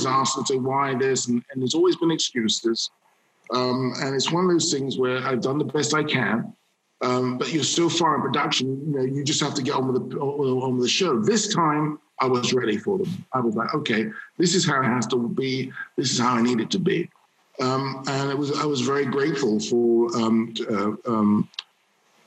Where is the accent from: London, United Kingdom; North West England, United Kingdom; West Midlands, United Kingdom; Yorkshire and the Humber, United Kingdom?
London, United Kingdom; a black male child growing up in London